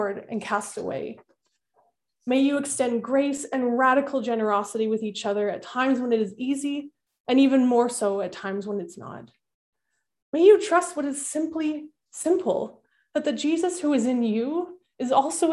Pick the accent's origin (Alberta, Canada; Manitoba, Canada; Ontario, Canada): Manitoba, Canada; Winnipeg; Growing up in Winnipeg, my grandparents lived next door to us.